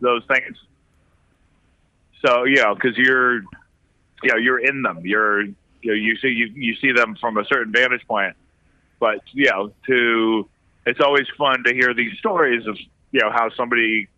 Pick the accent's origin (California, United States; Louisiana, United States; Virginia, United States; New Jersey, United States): California, United States; San Francisco Bay Area; moved away as an adult; now in New York, United States; I grew up in the San Francisco Bay Area